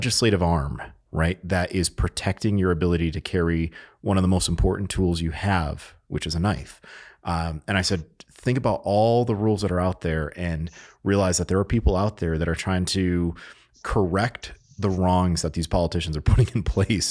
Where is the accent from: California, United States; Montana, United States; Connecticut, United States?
Connecticut, United States; I grew up in Connecticut, and we would take trips into New York